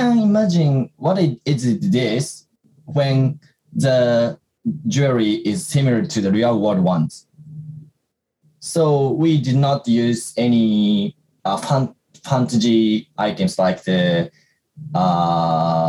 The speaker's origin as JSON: {"language": "English", "country": "Japan", "said": "we're from Japan"}